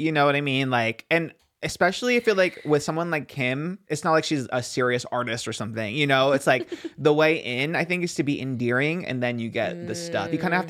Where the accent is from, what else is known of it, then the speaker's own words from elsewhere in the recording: Los Angeles, California, United States; I'm from Woodland Hills, Calabasas adjacent.